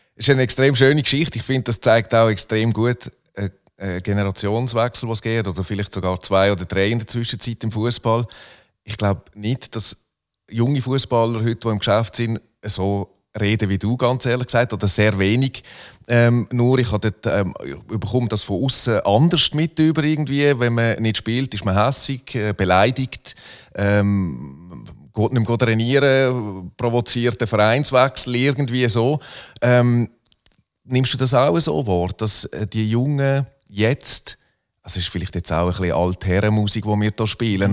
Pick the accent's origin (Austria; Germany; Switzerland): Switzerland; Muttenz, Basel-Landschaft; also born or lived in Solothurn; Ich bin 1977 geboren, 1981 von Solothurn nach Muttens gezogen, etwa einen Kilometer Luftlinie vom St. Jakob